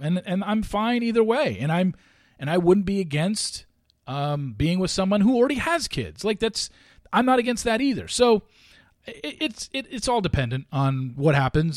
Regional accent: Orange County, California, United States; I grew up in Orange County

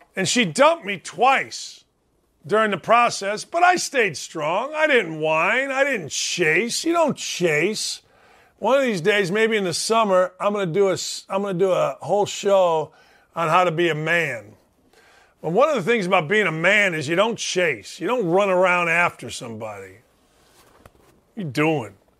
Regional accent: Gary, Indiana, United States; We're all from Gary, Indiana

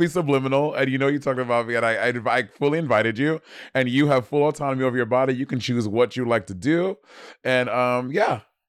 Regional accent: New York City, New York, United States; I'm from Brooklyn.

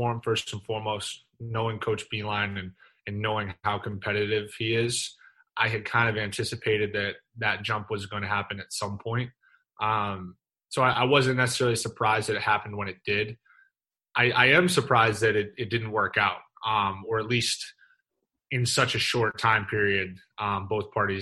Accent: Northeast, United States; moved away; growing up in the Northeast

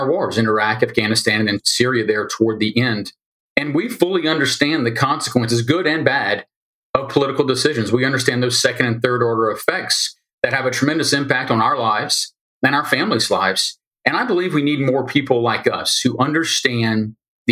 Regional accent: Louisiana, United States; moved away as an adult; born and raised in Louisiana

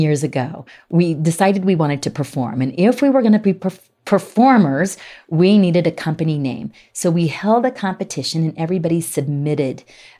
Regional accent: Salt Lake City, Utah, United States; poking fun of the fact that we are from Salt Lake.

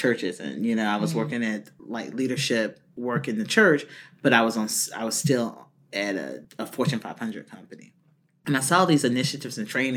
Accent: Fayetteville, North Carolina, United States; now in Austin, United States; I grew up originally in North Carolina. You can hear it in my tone

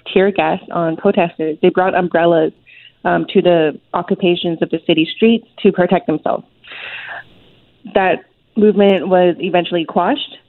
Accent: Hong Kong; now in Vancouver, Canada; I was born in Hong Kong. My family was one of the many um, people, Hong Kongers, who decided actually to emigrate away from the city

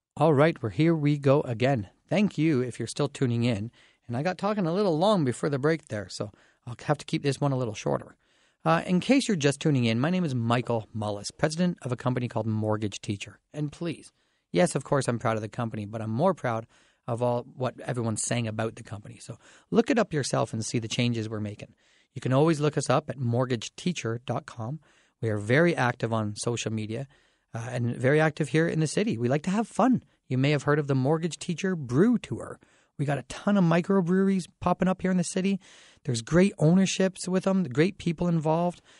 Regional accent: Dorchester, Ontario, Canada; now in London, Canada; I grew up in Dorchester.

